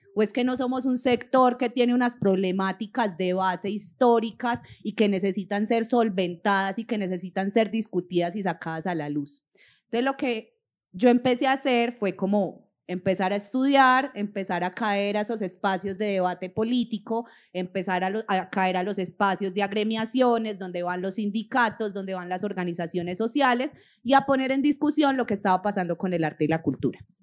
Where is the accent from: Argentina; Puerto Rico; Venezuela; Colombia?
Colombia; como población colombiana